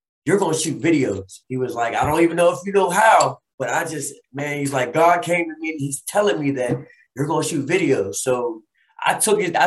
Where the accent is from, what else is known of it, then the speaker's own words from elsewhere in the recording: Chicago, Illinois, United States; moved away; also born or lived in Pittsburgh, Pennsylvania; I was born in Pittsburgh, you know, and was raised in Chicago as a kid, as an adolescent